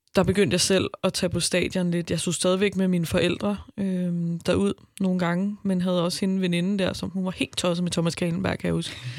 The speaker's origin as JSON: {"language": "Danish", "town": "Albertslund", "region": "Capital Region of Denmark", "country": "Denmark", "said": "jeg kommer fra Albertslund"}